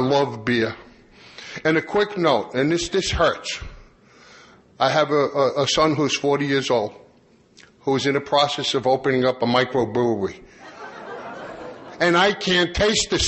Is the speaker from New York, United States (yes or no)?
yes; Long Island, New York, United States; I grew up on Long Island